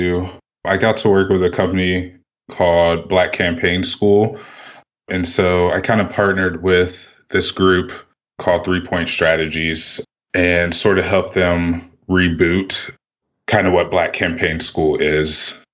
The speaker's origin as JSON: {"language": "English", "region": "Midwest", "country": "United States", "said": "I'm from the Midwest originally, so it's like a big kind of Midwest thing for us."}